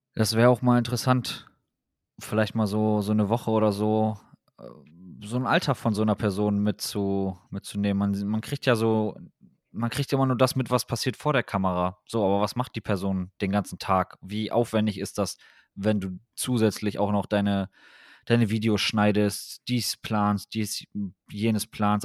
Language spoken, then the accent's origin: German; Wilhelmshaven, Lower Saxony, Germany; bei uns in Wilhelmshaven damals